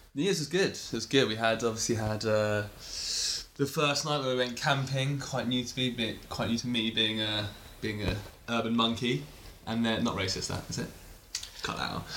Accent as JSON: {"language": "English", "region": "England", "country": "United Kingdom", "said": "I kind of associate with being English"}